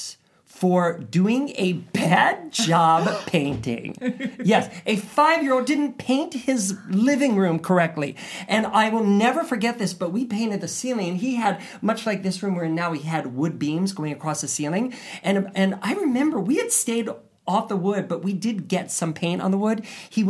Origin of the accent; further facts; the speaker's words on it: Ohio, United States; I grew up in Ohio